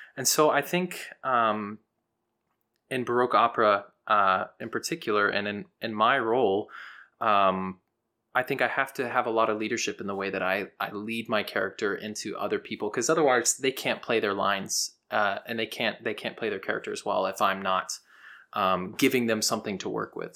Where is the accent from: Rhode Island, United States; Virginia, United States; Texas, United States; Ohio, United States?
Texas, United States; Houston; I'm a countertenor from Houston, Texas